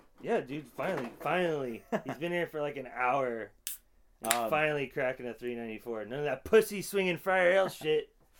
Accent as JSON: {"language": "English", "area": "South Bay", "region": "California", "country": "United States", "tie": "born or raised there", "said": "Growing up in the South Bay"}